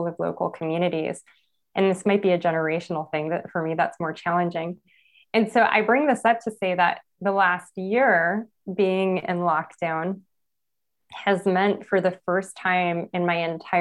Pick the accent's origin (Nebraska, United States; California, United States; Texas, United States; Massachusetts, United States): California, United States; Los Angeles; I was born in East Los Angeles, El Sereno